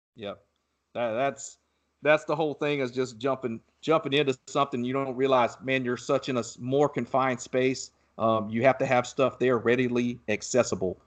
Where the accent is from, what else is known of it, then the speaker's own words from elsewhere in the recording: Southeast Georgia, United States; now in Texas, United States; I grew up in Southeast Georgia